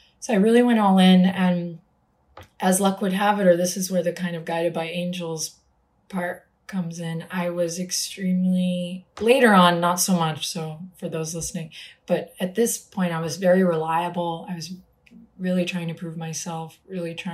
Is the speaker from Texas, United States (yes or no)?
yes; Austin, Texas, United States; I was starting to teach in small places around my hometown, which I'm in today, Austin